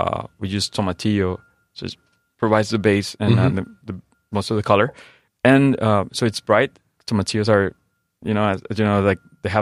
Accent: Tijuana, Baja California, Mexico; moved away; born and raised in Tijuana.

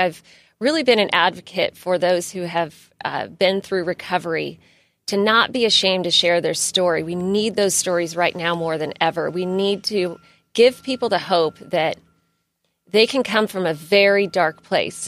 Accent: San Diego County, California, United States; I grew up in San Diego County, and I grew up with a single mother

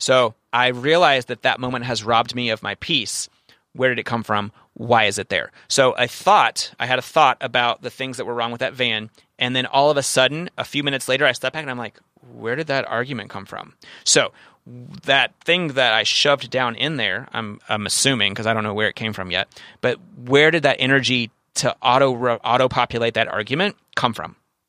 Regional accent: Kentucky, United States; If you grew up in Brooklyn and I grew up in Kentucky

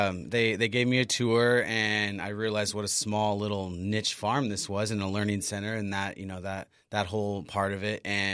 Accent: Imperial Beach, California, United States; moved away; also born or lived in Los Angeles; I moved down from LA just about a year and a half ago. I mean, I'm originally from Imperial Beach

